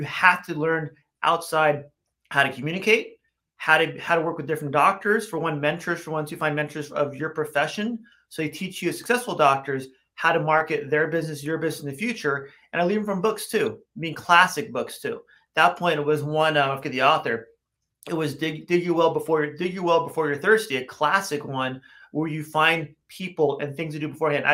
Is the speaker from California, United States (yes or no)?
yes; Los Angeles, California, United States; I grew up in West LA, West Los Angeles, many, many moons ago.